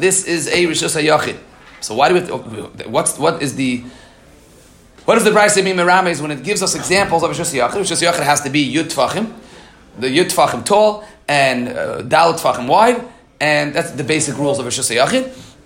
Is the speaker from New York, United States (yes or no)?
yes; New York City, New York, United States; I grew up in Queens